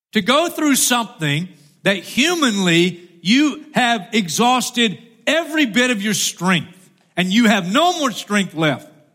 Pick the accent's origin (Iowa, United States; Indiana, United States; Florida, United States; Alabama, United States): Florida, United States; I'm from Florida